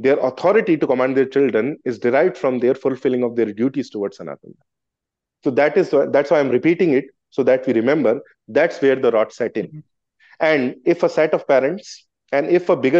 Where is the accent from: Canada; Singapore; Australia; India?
India; Gwalior, Madhya Pradesh; I come from Gwalior, I was born in Gwalior